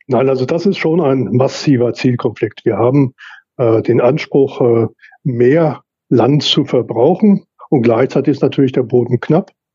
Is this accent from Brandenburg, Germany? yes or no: no; Lüdinghausen, North Rhine-Westphalia, Germany; hier meine Heimatstadt Lüdinghausen